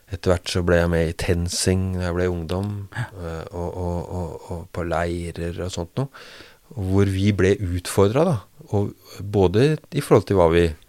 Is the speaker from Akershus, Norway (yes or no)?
yes; Bærum, Akershus, Norway; born or raised there; also born or lived in Rjukan, Telemark / Hallingdal; now in Drammen, Norway